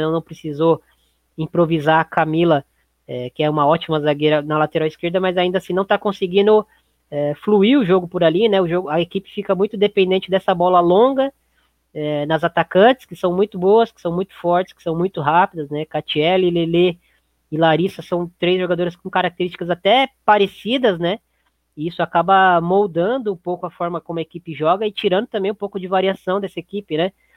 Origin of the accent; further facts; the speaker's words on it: Brazil; a gente, como brasileiro